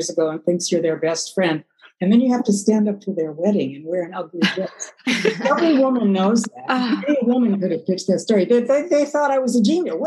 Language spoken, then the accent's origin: English; Milwaukee, Wisconsin, United States; moved away; I'm from Milwaukee.